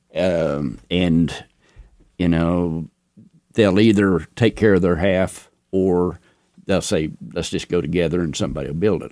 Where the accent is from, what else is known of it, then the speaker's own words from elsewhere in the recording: Laverne, Oklahoma, United States; Laverne, where I was raised, or born and raised in the Laverne, Ralston area